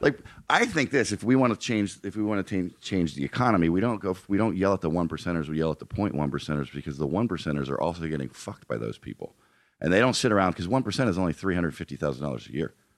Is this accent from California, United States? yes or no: no; outside of Philadelphia, Pennsylvania, United States; moved away as an adult; also born or lived in Colorado; now in Los Angeles, United States; grown up outside of Philadelphia and then living in Colorado